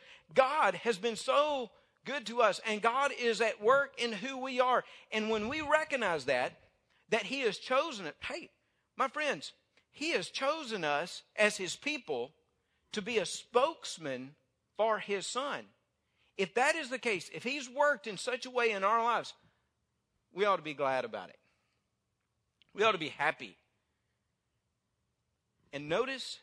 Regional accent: North Mississippi, United States; now in North Louisiana, United States; I was raised in North Mississippi

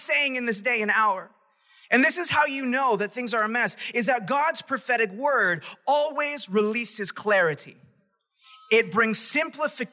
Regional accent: New York, United States; I was from New York

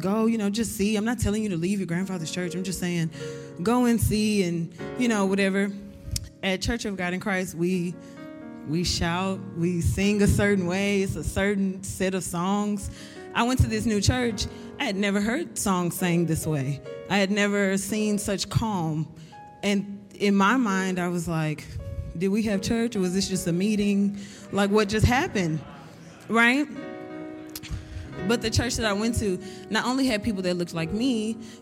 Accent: Houston, Texas, United States; I'm from Houston, Texas, the South.

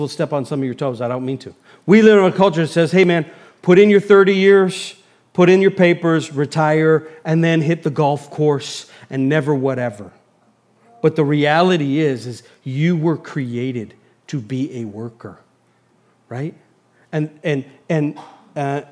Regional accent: United States; as an American

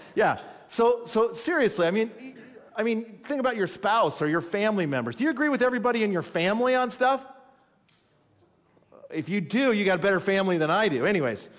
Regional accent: California, United States; now in Minnesota, United States; I was born in California

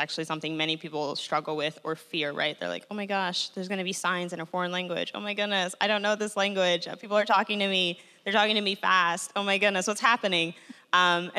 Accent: Chicago, Illinois, United States; also born or lived in Mexico City; I'm a Chicago native, so I'm, like, from here

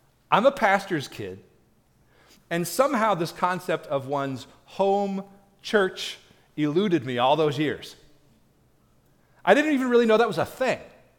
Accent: Tennessee, United States; So now I tell them, of course, I'm from God's country, East Tennessee. Because that's just true, y'all.

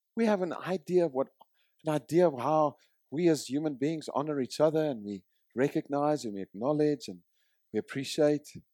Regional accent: South Africa; moved away; I come from South Africa. I did two years of military service, conscripted

